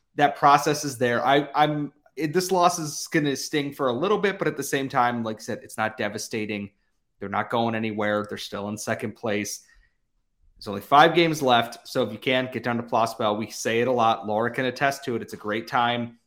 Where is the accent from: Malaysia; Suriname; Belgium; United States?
United States; Rochester, New York; born or raised there